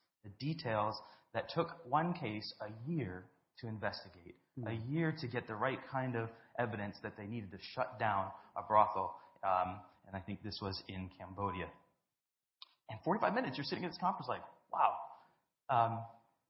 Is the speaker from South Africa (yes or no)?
yes; South Africa; I grew up in South Africa